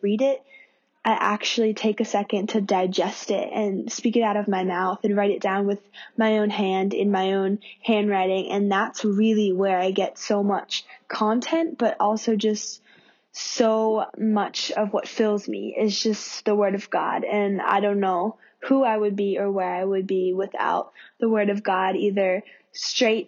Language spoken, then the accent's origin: English; Pennsylvania, United States; now in Sydney, Australia; I am originally from America, from Pennsylvania